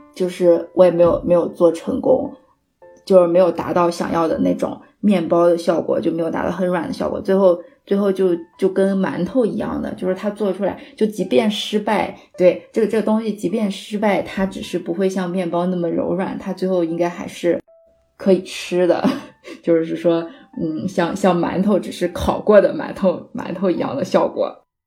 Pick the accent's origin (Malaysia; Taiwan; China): China; Shanxi; 其实我算是一个山西人，然后我的面食也，也吃得比较多